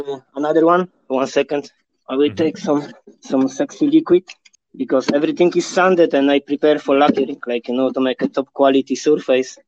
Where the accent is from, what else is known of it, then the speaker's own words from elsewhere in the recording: Poland; moved away; also born or lived in Ireland; I'm from Poland. I'm Polish. I'm Polish man